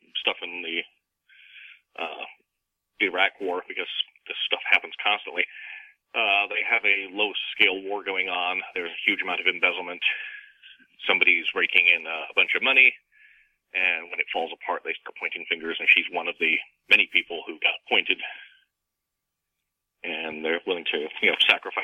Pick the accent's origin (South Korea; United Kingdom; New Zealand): United Kingdom; also born or lived in Canada; now in United States; I'm from Britain originally, and I lived several years in Canada as well.